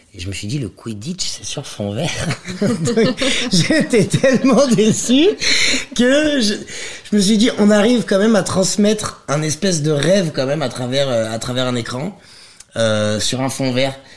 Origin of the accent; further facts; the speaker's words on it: Lyon, Auvergne-Rhône-Alpes, France; je viens de Lyon